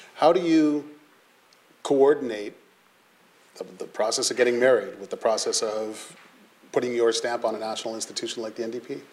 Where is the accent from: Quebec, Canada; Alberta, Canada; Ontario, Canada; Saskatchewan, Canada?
Ontario, Canada; Sarnia; from where I grew up in Sarnia